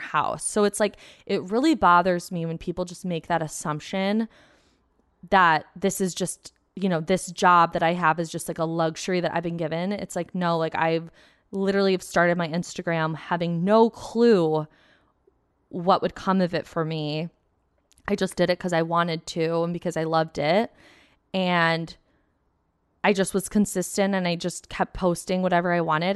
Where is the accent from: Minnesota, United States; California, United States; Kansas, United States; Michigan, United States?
Michigan, United States; Plymouth; I grew up in Plymouth, um, which is like a nice suburb outside of Detroit, like thirty minutes.